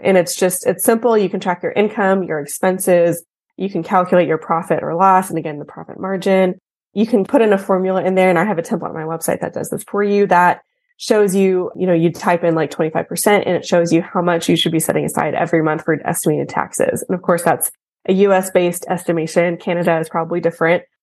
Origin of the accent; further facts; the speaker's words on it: Texas, United States; I'm from Texas, born and raised